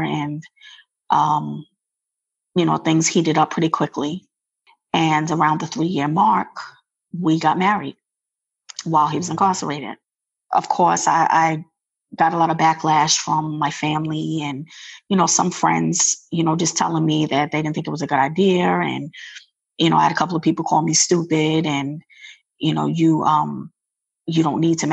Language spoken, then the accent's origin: English; New York, United States; moved away as an adult; now in Maryland, United States; I'm originally from New York, but I reside in Maryland. I relocated here 17 years ago.